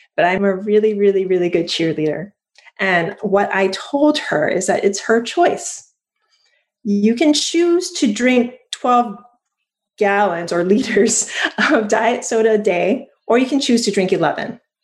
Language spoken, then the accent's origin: English; Hawaii, United States; I was born in Hawaii